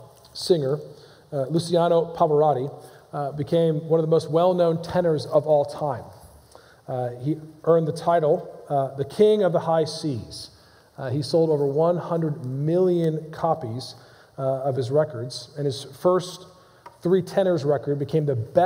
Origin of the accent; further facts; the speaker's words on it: Modena, Emilia-Romagna, Italy; Arrigo Pola, a professional tenor in my hometown of Modena, Italy, took me in as a pupil.